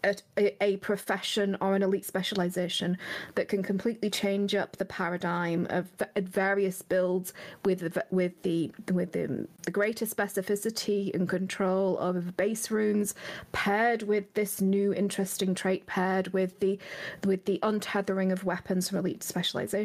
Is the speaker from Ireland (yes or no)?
no; England, United Kingdom; I'm very English